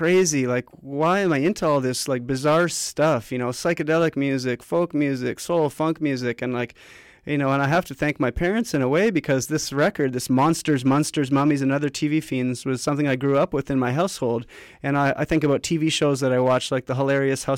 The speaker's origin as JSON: {"language": "English", "town": "Vancouver", "region": "British Columbia", "country": "Canada", "said": "I'm from Vancouver."}